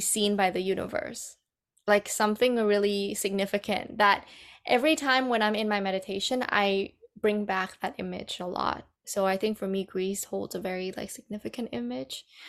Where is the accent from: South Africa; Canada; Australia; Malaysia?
Canada; Vancouver, British Columbia; moved away as an adult; also born or lived in Vietnam / Bali; now in Calgary, Canada; growing up in Vancouver has been quite challenging